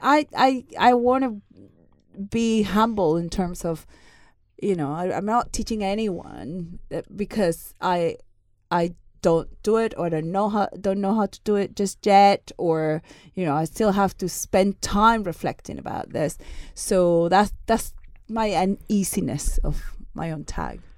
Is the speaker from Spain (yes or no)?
yes; Seville, Andalusia, Spain; I'm Spanish. I was born in Sevilla, in the south of Spain.